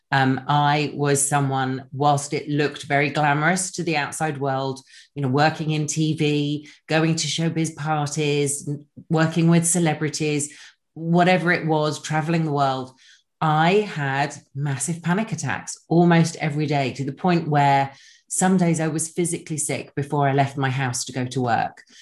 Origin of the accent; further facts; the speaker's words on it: England, United Kingdom; now in Los Angeles, United States; I'm originally from England. I now live in Los Angeles.